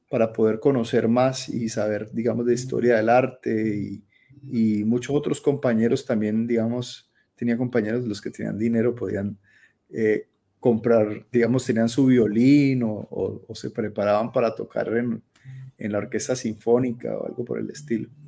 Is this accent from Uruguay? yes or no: no; Colombia; moved away as an adult; hasta el último día que salí de Colombia que fue hace ya como, como siete años, ocho